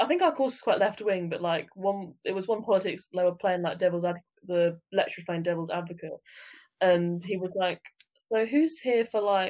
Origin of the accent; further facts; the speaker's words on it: United Kingdom; being British